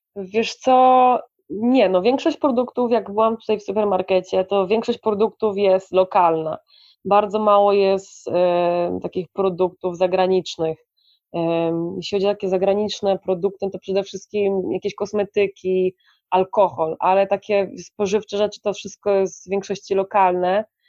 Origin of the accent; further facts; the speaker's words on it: Poland; moved away; also born or lived in Colombia; jestem z Polski